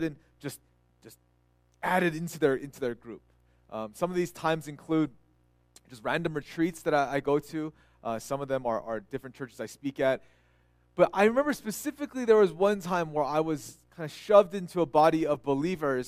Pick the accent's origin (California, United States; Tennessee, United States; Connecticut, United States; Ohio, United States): California, United States; moved away; also born or lived in Texas; they're Korean Americans like I was, and I grew up in California